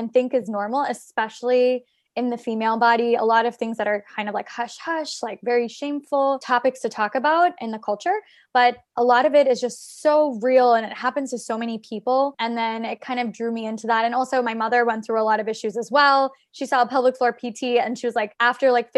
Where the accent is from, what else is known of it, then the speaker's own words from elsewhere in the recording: Maryland, United States; now in New York City, United States; I'm originally from Maryland. So I came to New York